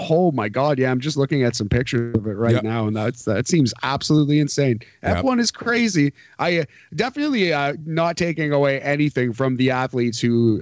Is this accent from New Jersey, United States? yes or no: yes; New Jersey, United States; I'm from New Jersey